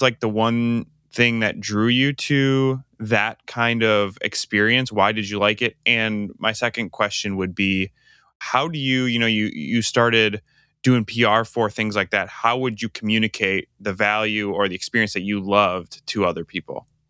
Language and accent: English; Michigan, United States; I grew up in Michigan